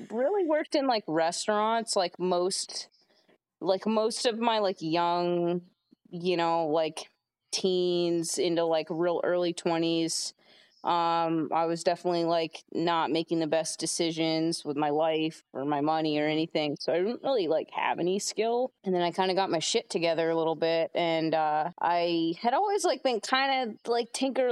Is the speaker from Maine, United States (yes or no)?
yes; Portland, Maine, United States; also born or lived in Westbrook, Maine / New Gloucester, Maine; Been Maine my whole life.